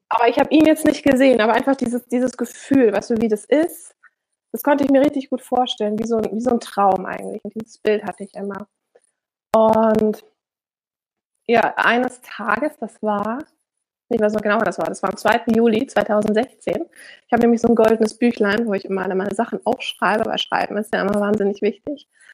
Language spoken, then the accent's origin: German; Germany; moved away; also born or lived in Switzerland; ich als Deutsche ja eigentlich in dem Land lebe